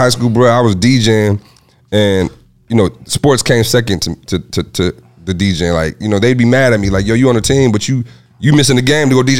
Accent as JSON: {"language": "English", "town": "Lansing", "region": "Michigan", "country": "United States", "said": "I'm from Lansing, Michigan"}